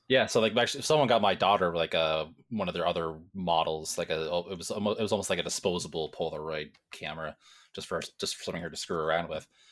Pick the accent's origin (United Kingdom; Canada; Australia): Canada; Ontario; I'm farther away from Toronto, but, you know, where the sun rises and sets in Ontario